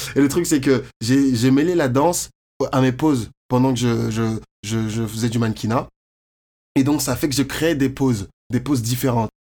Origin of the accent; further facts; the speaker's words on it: Courbevoie, Île-de-France, France; moved away as an adult; also born or lived in Côte d'Ivoire; now in Montreal, Canada; je viens de Courbevoie, c'est à côté de Paris